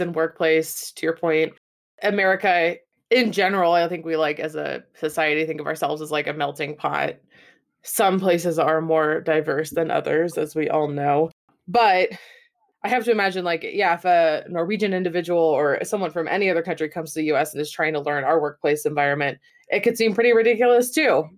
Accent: United States; as an American

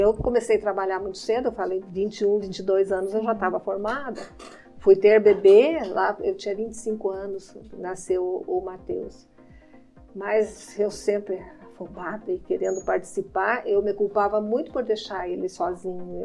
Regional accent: Irati, Paraná, Brazil; Eu nasci já lá na Vila São João

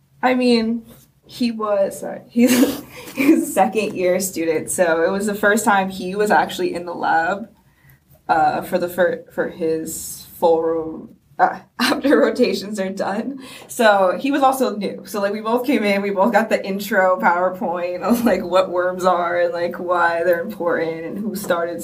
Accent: New Jersey, United States; I'm from Jersey

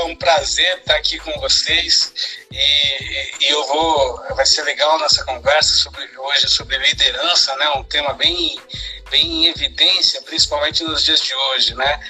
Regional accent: Sorocaba, São Paulo, Brazil; now in Santos, Brazil; eu nasci em Sorocaba, né? E agora eu, eu vivo em Santos

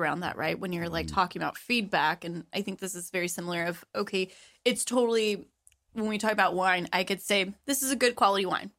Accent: Patterson, California, United States; I'm from Patterson. Like it is country central.

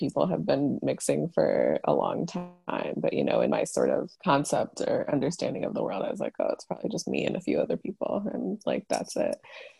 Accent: Chicago, Illinois, United States; also born or lived in Africa; oh, I was born in Africa, but I grew up in Chicago, but my dad still lives there because my parents split up.

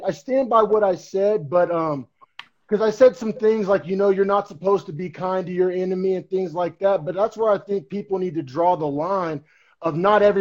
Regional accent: Norman, Oklahoma, United States; moved away as an adult; also born or lived in Bay Area, California; now in California, United States; we're both from Norman, Oklahoma, but just, like, different parts of town.

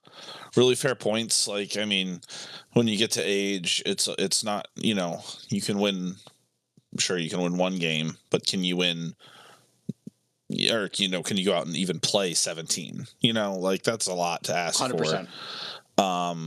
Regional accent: Tampa Bay, Florida, United States; born there; Yeah, no, I was born in Tampa Bay, Florida.

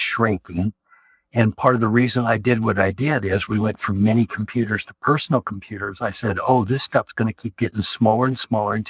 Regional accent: Hutchinson, Kansas, United States; I was born in Hutchinson, Kansas, and still live here

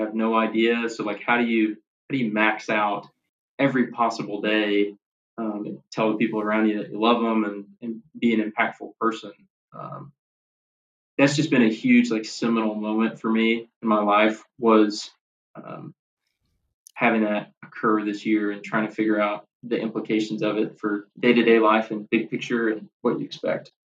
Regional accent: Bowling Green, Kentucky, United States; moved away as an adult; now in Nashville, United States; I grew up in Bowling Green, Kentucky, like an hour north of Nashville, where I live now.

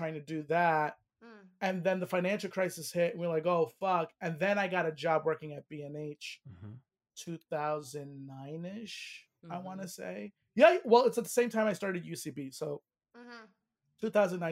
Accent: New York, United States; I grew up in New York.

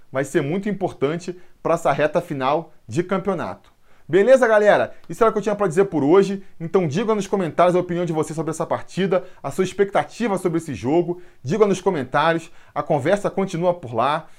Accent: Rio de Janeiro, Brazil; now in Rio Grande do Sul, Brazil; Sou natural do Rio de Janeiro, mas estou morando aqui no Rio Grande do Sul

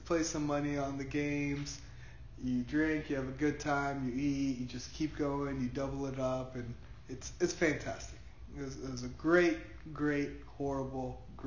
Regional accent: Puerto Rico; growing up in Puerto Rico, for a lot of my life, my family being Puerto Rican

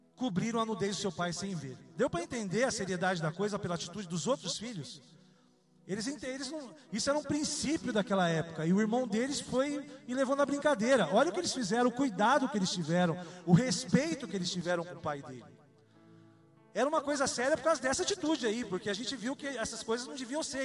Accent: Salvador, Bahia, Brazil; Nasci em Salvador, na Bahia. Eu sou um soteropolitano

